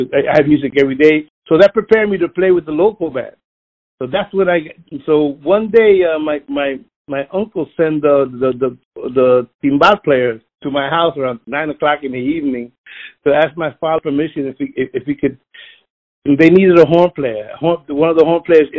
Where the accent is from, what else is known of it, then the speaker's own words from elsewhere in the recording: Philadelphia, Pennsylvania, United States; I was born in North Philadelphia